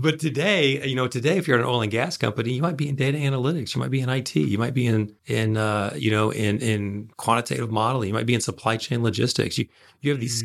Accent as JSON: {"language": "English", "town": "Tulsa", "region": "Oklahoma", "country": "United States", "tie": "born or raised there", "said": "I was raised in Tulsa, and being raised in Tulsa in the you know moved there in '77, so I was there in the '80s and the early '90s."}